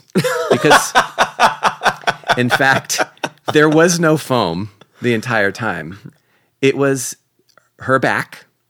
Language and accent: English; Oakland, California, United States; Yeah, because I grew up in Oakland.